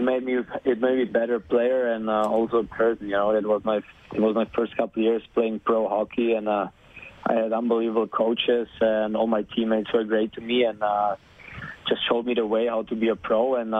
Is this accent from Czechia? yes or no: yes; Czechia; born there; English is a second language; also born or lived in Germany; To be honest, I was born in Czech, so